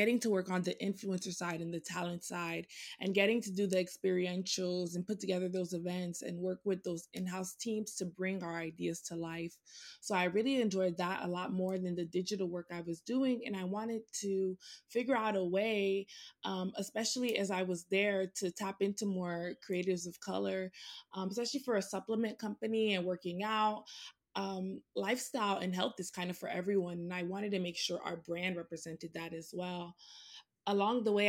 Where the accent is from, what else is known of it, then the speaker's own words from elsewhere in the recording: Miami, Florida, United States; moved away as an adult; now in New York, United States; I am originally from Miami